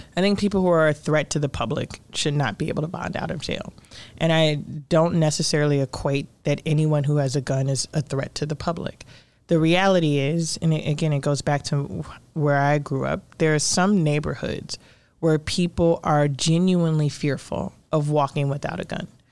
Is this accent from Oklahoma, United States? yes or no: no; Chicago, Illinois, United States; I grew up in Cabrini